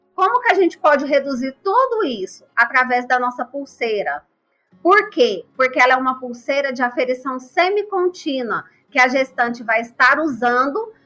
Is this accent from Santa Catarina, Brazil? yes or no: no; Goiânia, Goiás, Brazil; eu sou de Goiás, Goiânia